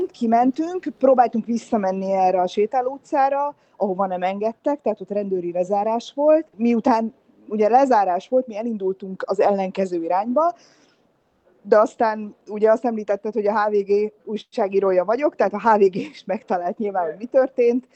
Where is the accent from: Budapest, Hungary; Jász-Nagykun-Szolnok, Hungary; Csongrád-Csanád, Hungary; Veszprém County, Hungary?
Budapest, Hungary